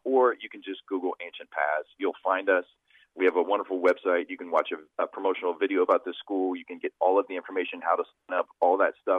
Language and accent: English; Columbus, Ohio, United States; I grew up in the Columbus Public School educational system